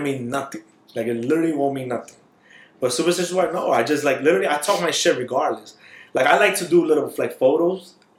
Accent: New York, United States; I'm from New York.

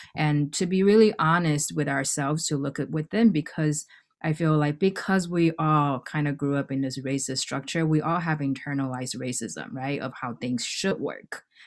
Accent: Hawaii, United States; moved away as an adult; now in New York, United States; I didn't grow up in New York. I grew up in Hawaii

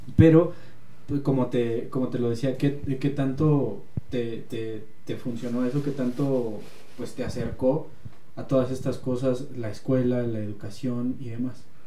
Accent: Mexico; somos mexicanos

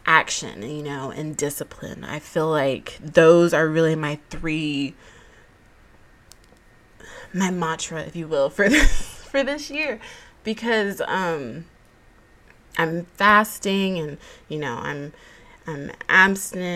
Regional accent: Georgia, United States; I was born and raised in the Peach State

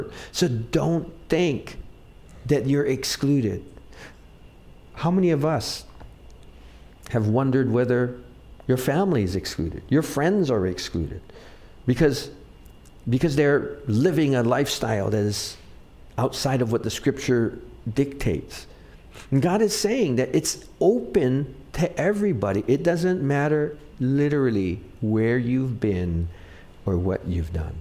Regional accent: Wahiawa, Hawaii, United States; I grew up in Wahiwa, so we used to catch tilapia

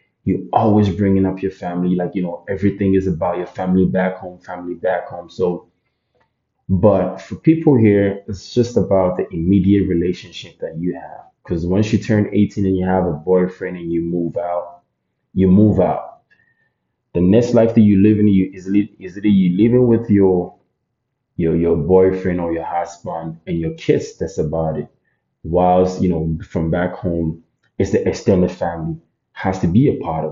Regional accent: Ghana; moved away as an adult; now in Canada; I was born and raised in Ghana, like, you know, my whole environment has been about the Ghanaian culture

